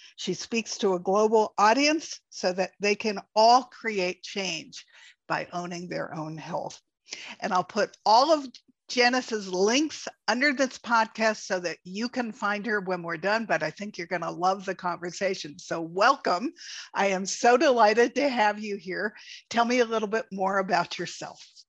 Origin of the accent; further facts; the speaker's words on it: East Coast, United States; I grew up on the East Coast